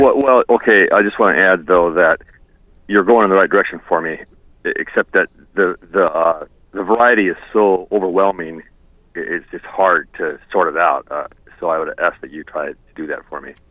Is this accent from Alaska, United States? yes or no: yes; Haines, Alaska, United States; I'm from Haines.